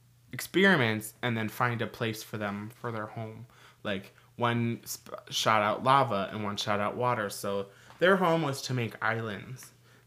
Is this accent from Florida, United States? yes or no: no; Minnesota, United States; We're Minnesotan.